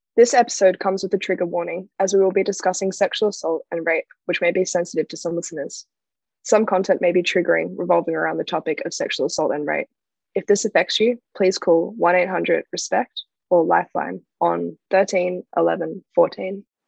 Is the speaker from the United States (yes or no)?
no; Australia; the Australian education system